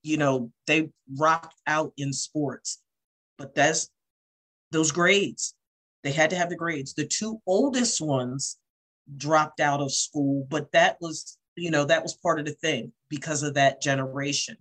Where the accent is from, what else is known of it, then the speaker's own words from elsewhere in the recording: Salem, New Jersey, United States; I'm from Southern New Jersey